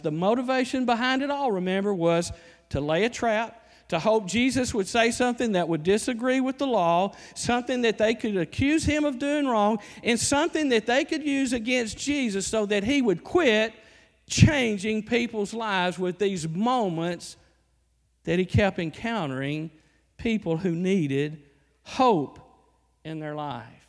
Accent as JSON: {"language": "English", "region": "Alabama", "country": "United States", "moved": "yes", "said": "I'm from Alabama"}